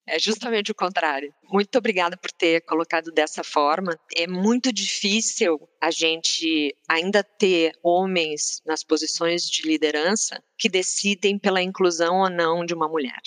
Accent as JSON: {"language": "Portuguese", "town": "Porto Alegre", "region": "Rio Grande do Sul", "country": "Brazil", "moved": "yes", "said": "eu que sou gaúcha, né, vindo de Porto Alegre"}